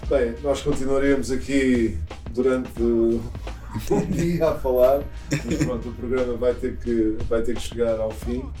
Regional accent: Portugal; Olhando agora para a tua ligação a, a Portugal, de onde eu venho

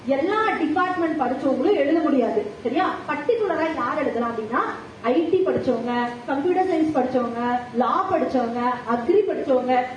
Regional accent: Coimbatore, Tamil Nadu, India; moved away as an adult; also born or lived in Chennai; நான் கோயம்புத்தூர்லயே பிறந்து வளர்ந்தவங்க

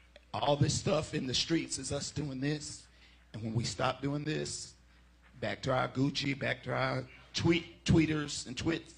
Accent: Alabama, United States; I grew up in Alabama in the 60s. I've got six brothers who go all the way back to the 40s.

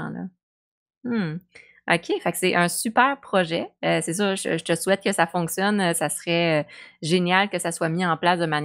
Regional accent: Quebec, Canada; tu sais, on est québécois

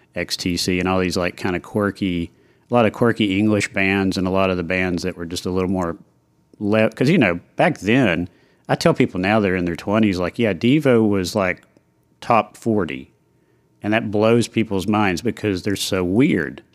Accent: Knoxville, Tennessee, United States; moved away as an adult; now in Nashville, United States; I grew up in Knoxville

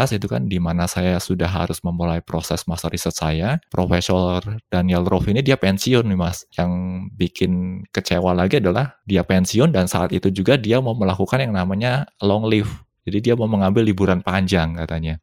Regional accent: Indonesia; moved away as an adult; saya dari Indonesia

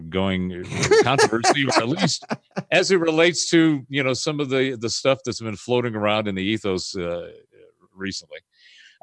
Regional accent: Pasadena, California, United States; So I grew up in Southern California in the 60s and 70s. I was in the Pasadena area

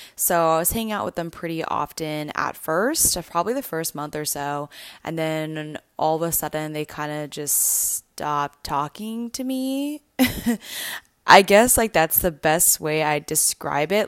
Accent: Canada; moved away; growing up, I grew up in Canada

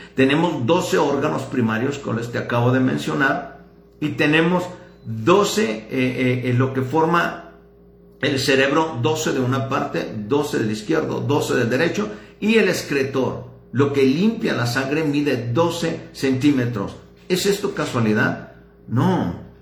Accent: Ciudad Juárez, Chihuahua, Mexico; soy de Ciudad Juárez

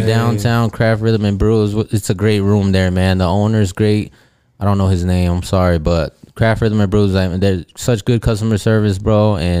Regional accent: Illinois, United States; also born or lived in Georgia; Because, I grew up in Illinois for a little while. Spent a lot of time in Georgia.

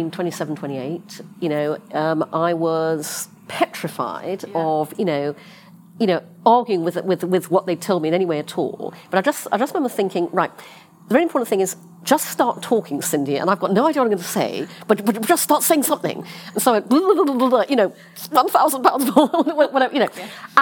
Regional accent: United Kingdom; moved away; also born or lived in London; I'm British. I was working in London

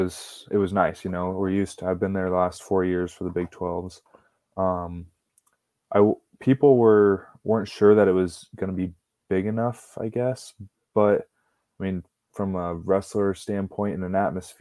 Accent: Alburnett, Iowa, United States; moved away as an adult; now in Brookings, United States; my hometown

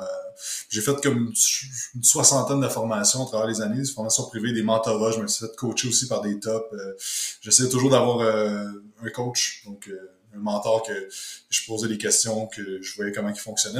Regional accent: Quebec, Canada; je suis euh, du Québec

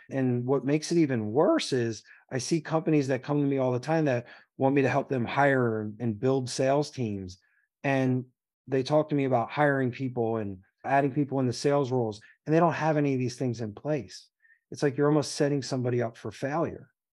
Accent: Philadelphia, Pennsylvania, United States; I came from the Philadelphia public school system, barely

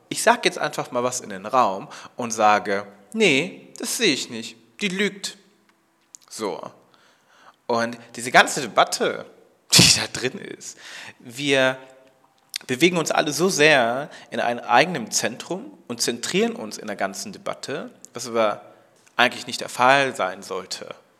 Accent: Germany; ich komme aus Deutschland, wurde ich da halt auch als Deutsche so akzeptiert

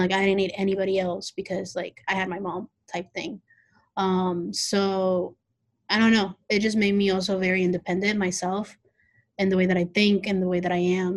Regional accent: Mexico City, Mexico; now in Indianapolis, United States; yo soy del Distrito Federal de Mexico, so I'm from Mexico City.

